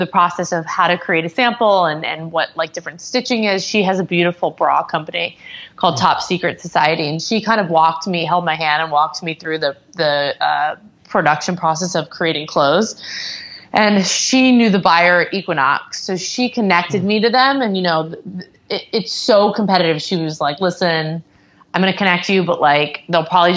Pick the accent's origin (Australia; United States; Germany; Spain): United States; Atlanta, Georgia; also born or lived in Santa Monica, California; now in New York, United States; I'm actually from Atlanta originally.